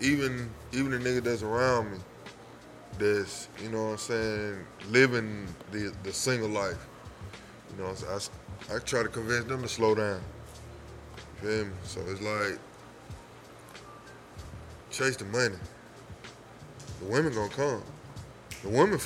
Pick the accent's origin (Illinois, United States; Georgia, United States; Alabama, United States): Alabama, United States; Brookfield; I'm from Brookfield. Brookfield is like, it's like the counterpart to Roosevelt City